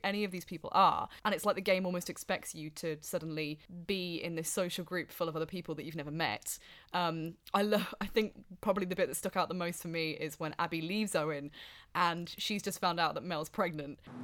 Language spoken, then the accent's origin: English; Wellingborough, East Midlands, United Kingdom; born or raised there